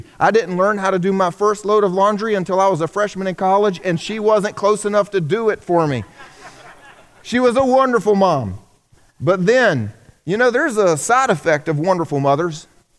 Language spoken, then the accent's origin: English; the South, United States; I grew up here in the South.